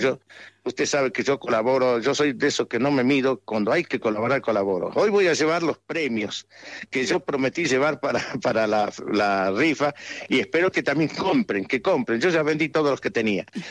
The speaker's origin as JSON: {"language": "Spanish", "town": "Andalgalá", "region": "Catamarca", "country": "Argentina", "said": "de mi pueblo, de todo Andalgalá"}